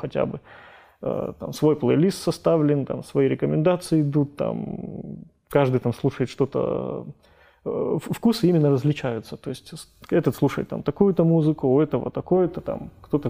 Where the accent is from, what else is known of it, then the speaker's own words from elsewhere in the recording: Kabardino-Balkaria, Russia; moved away; У нас, как бы у нас на родине, там, в КБР